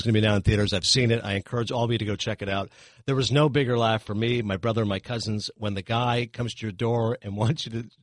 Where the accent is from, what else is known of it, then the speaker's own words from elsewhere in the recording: Toronto, Ontario, Canada; I'm from Toronto